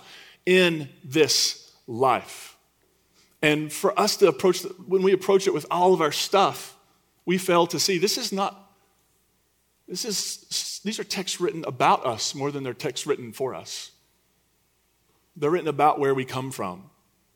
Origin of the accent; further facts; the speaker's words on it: United States; as an American citizen, a straight, white, cisgendered American citizen